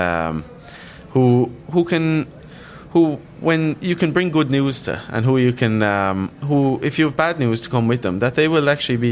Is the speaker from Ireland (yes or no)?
yes; Waterford, Munster, Ireland; I'm from Waterford